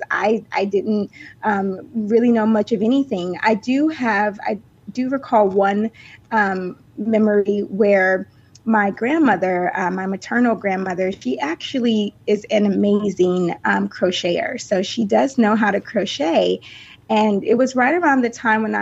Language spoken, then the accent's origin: English; South Carolina, United States; also born or lived in Denver, Colorado; I was born in Denver, Colorado. But I actually grew up in South Carolina. So I moved to South Carolina with my mom and my sisters when I was 5 years old. So, the South is home for me